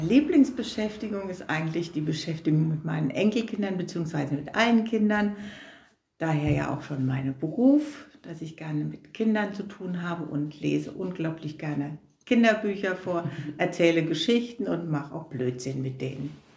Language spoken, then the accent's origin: German; Flacht, Rhineland-Palatinate, Germany; now in Katzenelnbogen, Germany; geboren bin ich in Flacht